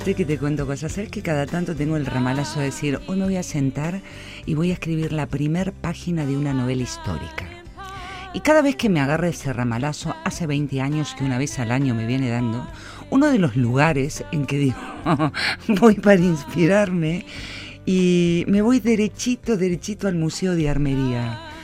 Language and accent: Spanish; Vitoria-Gasteiz, Basque Country, Spain; Ese museo que tenemos aquí en nuestro pueblito